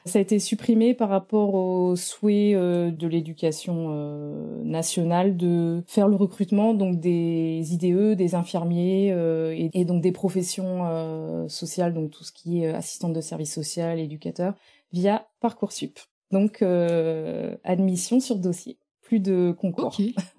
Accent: Normandy, France; moved away as an adult; also born or lived in Brittany / Nantes; je suis originaire de la Normandie

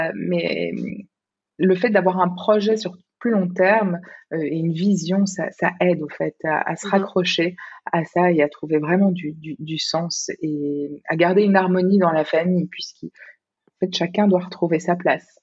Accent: Belgium; moved away as an adult; now in Singapore; je suis belge

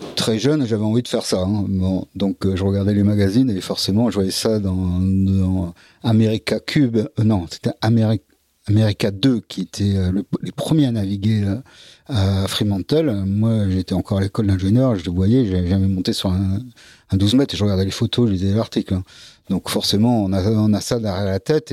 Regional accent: Dunkirk, Hauts-de-France, France; also born or lived in Lille / Brittany (Bay of Morlaix); je suis né à Dunkerque

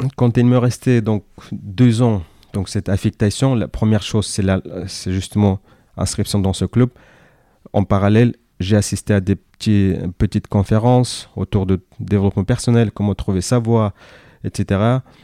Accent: Kyrgyzstan; first language Kyrgyz; Russian; French is a second language; moved away as an adult; now in France; je suis né en Asie centrale. Le pays s'appelle le Kyrgyzstan, ex-Union soviétique, d'où je parle à la fois le kirghiz et le russe, donc bilingue. je suis venu en France fin 2011

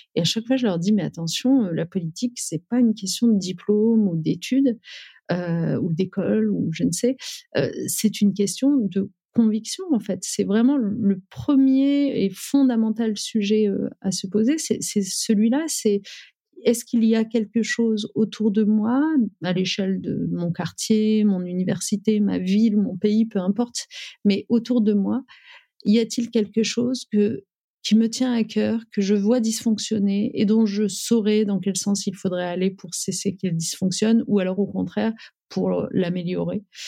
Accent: Amiens, Hauts-de-France, France; moved away as an adult; also born or lived in Paris; j'ai grandi euh, en Picardie, à Amiens

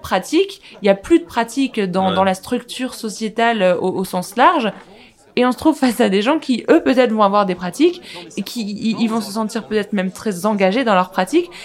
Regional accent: France; on a grandi en France

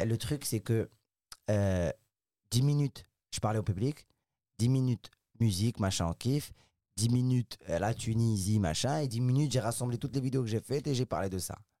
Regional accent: Casablanca, Casablanca-Settat, Morocco; moved away as an adult; now in France; j'ai grandi au Maroc à Casablanca à Casablanca au Maroc

